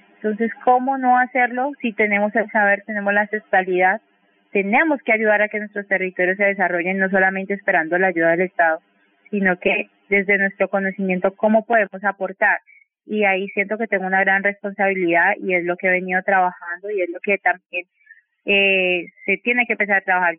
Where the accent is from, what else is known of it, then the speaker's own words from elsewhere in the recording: Cali, Valle del Cauca, Colombia; Yo siempre digo que soy caleña con corazón guapireño porque siento que soy parte del territorio